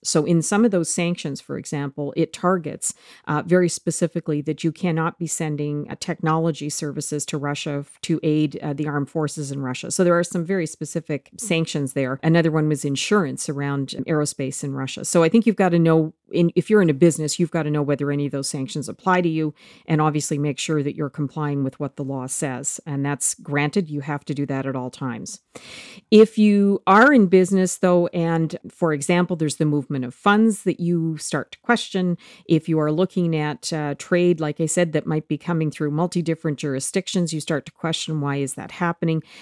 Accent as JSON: {"language": "English", "country": "Canada", "said": "as a Canadian"}